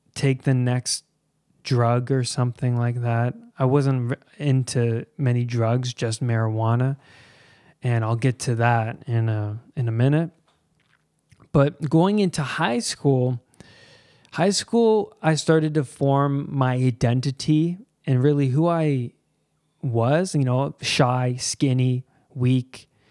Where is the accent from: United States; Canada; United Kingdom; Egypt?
Canada; Pickering, Ontario; I grew up in Pickering, Ontario, and that is east of Toronto. I grew up here my whole life, pretty much